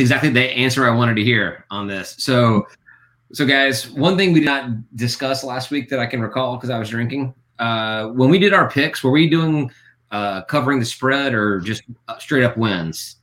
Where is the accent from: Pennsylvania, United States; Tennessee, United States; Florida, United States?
Tennessee, United States; Memphis; moved away; I'm from Memphis originally, so I grew up at Central